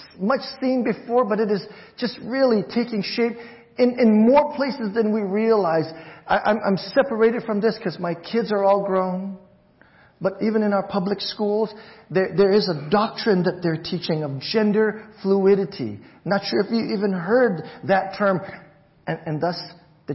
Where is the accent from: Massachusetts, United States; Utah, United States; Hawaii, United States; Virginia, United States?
Hawaii, United States; moved away; I'm Chinese, but I grew up in Hawaii